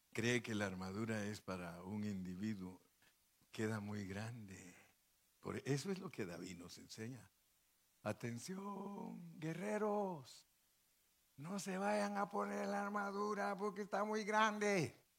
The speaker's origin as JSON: {"language": "Spanish", "country": "Guatemala", "tie": "born or raised there", "also_born_or_lived": "Mexico", "moved": "yes", "said": "allá en Guatemala, donde yo nací"}